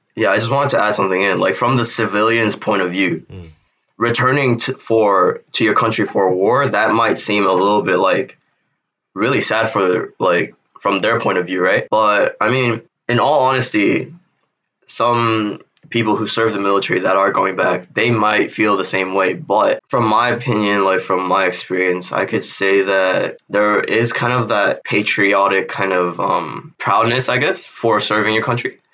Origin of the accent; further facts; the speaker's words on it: South Korea; I am from South Korea.